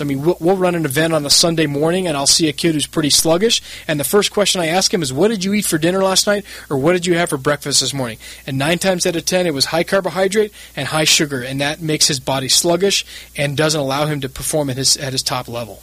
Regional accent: San Diego, California, United States; also born or lived in Santa Barbara; I grew up in San Diego

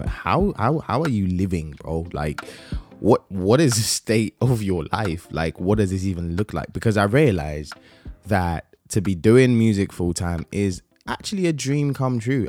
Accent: Nigeria; I'm Nigerian

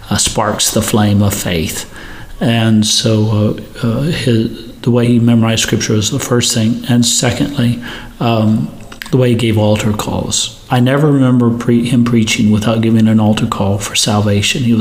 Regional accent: India; I grew up in India, as you know, uh, missionary parents.

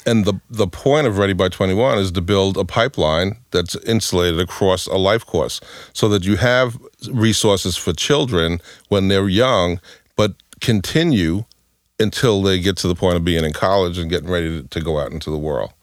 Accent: New York, United States; I grew up in New York, um, in in a pro- housing project

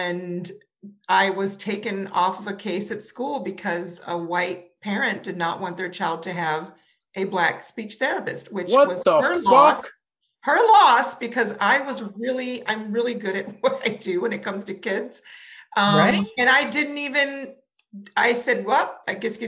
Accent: New Orleans, Louisiana, United States; I grew up in New Orleans, which was, from my perspective growing up, very diverse

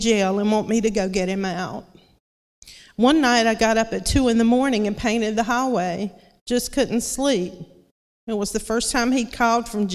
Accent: Lumberton, North Carolina, United States; also born or lived in Wilson, North Carolina; I was born and raised here in Lumberton.

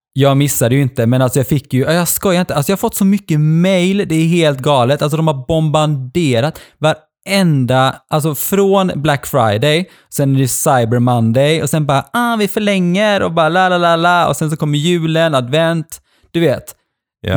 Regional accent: Norway; moved away; pappa i Norge bor ju kvar i mitt Alltså där jag växte upp när jag var liten

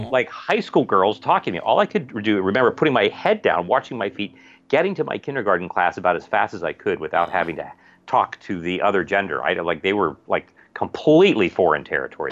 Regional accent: Ohio, United States; also born or lived in Wheeling, West Virginia; now in Virginia, United States; I was born in Wheeling, West Virginia, right across the river, practically, from where I actually, where, from where I grew up in Ohio

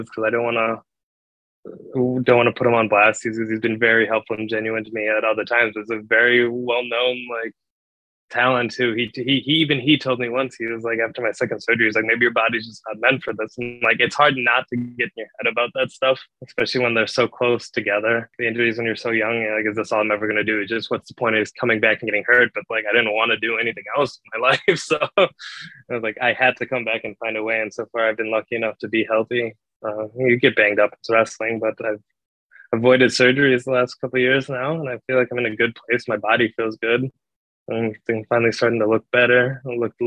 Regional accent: Chicago area, Illinois, United States; I grew up in the Allstate Arena, Rosemont Horizon.

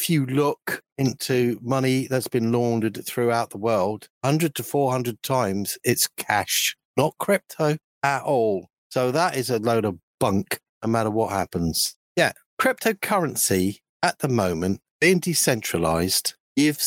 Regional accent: United Kingdom; I'm British

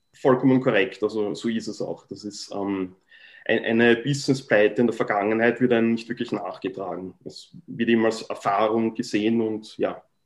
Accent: Vienna, Austria; moved away as an adult; now in Vancouver Island, Canada; ich bin in Wien geboren, ähm, bin dort zur Schule gegangen

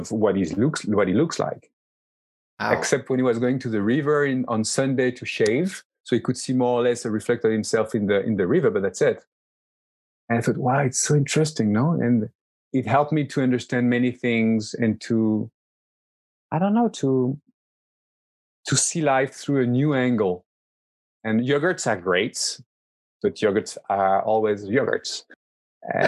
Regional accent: Lyon, Auvergne-Rhône-Alpes, France; moved away as an adult; also born or lived in Toulouse, France / New York, United States; now in Barcelona, Spain; I was born in Lyon, in the middle of France. I grew up there.

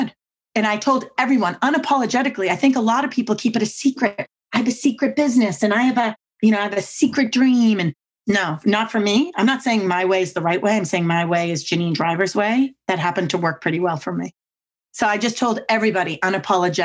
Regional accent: Boston, Massachusetts, United States; now in Virginia, United States; I'm from Boston and we talk super fast and we never stop talking

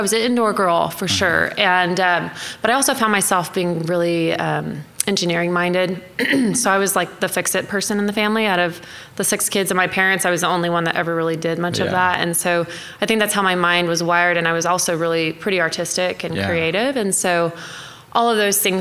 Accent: Mustang, Oklahoma, United States; also born or lived in Tulsa, Oklahoma; I was born in Tulsa, grew up in Mustang, graduated high school there

